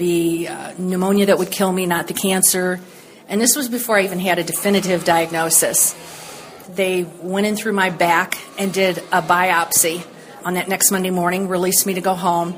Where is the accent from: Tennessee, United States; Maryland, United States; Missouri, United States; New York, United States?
Missouri, United States; St. Ann; Where I grew up in St. Anne was where Coldwater Creek can end